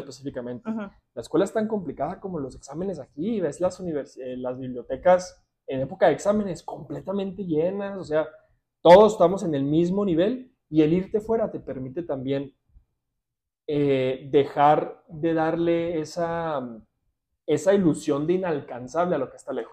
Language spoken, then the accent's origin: Spanish; Ciudad Juárez, Chihuahua, Mexico; also born or lived in Alberta, Canada; yo crecí, nací, crecí y estudié aquí en Ciudad Juárez